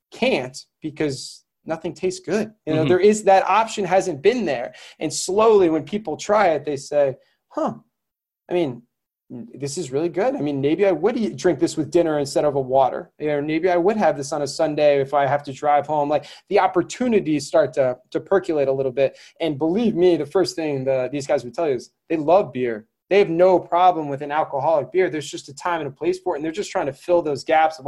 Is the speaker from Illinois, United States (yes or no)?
no; Connecticut, United States; where I grew up in Connecticut